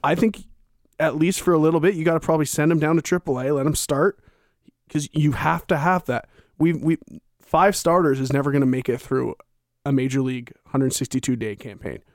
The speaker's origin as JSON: {"language": "English", "town": "Victoria", "region": "British Columbia", "country": "Canada", "said": "I'm from Victoria, so I'm from Vancouver Island"}